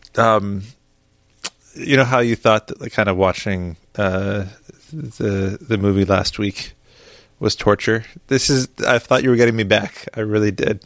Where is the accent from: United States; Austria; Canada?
Canada; We're we're Canadian.